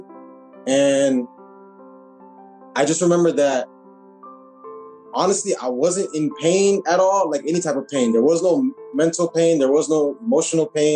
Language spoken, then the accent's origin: English; Miami, Florida, United States; Born and raised in Miami, Florida